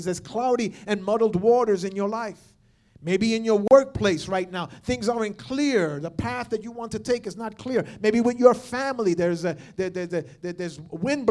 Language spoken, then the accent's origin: English; New York / the Northeast, United States; most of us here are New Yorkers, or at least we're from the Northeast